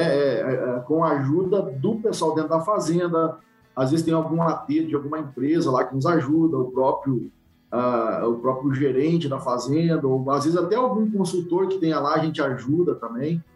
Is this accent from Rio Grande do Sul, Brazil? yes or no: yes; Santo Augusto, Rio Grande do Sul, Brazil; moved away as an adult; also born or lived in Santa Maria; now in Bahia, Brazil; eu sou natural do Rio Grande do Sul, de Santo Augusto, região noroeste do Rio Grande do Sul